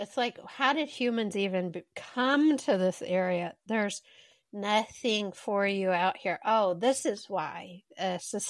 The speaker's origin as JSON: {"language": "English", "town": "Midland", "region": "Texas", "country": "United States", "tie": "born or raised there", "said": "the area that we grew up in Midland."}